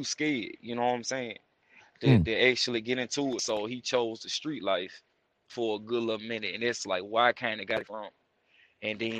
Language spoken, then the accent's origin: English; Louisiana, United States; moved away; also born or lived in Georgia / Atlanta; Mostly raised in Louisiana. So that's where you get the accent from